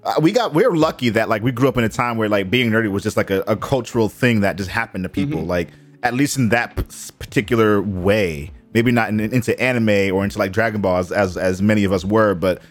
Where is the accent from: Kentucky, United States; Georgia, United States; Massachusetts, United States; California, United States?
Massachusetts, United States; Boston; I've been growing up in Boston